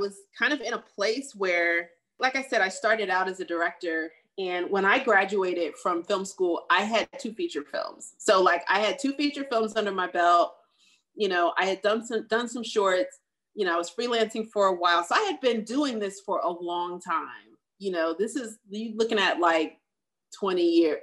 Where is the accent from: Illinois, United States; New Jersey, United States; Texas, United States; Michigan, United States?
New Jersey, United States; also born or lived in New York; now in Los Angeles, United States; coming from New Jersey, I'm from New Jersey